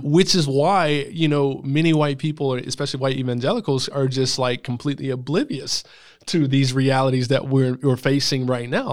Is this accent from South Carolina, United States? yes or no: yes; Greenville, South Carolina, United States; I grew up in West Greenville